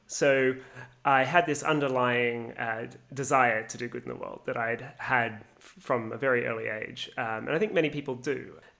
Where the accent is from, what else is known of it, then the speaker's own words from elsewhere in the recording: Australia; also born or lived in Canada; I came back from Canada to Australia and just had to get a job, any job, as quickly as possible to pay off my university debt